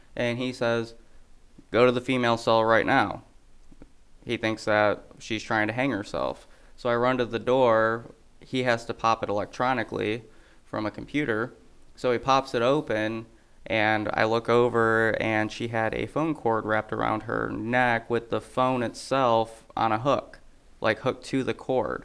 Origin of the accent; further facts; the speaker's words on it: Toledo, Ohio, United States; now in Adams County, Illinois, United States; I'm originally from Ohio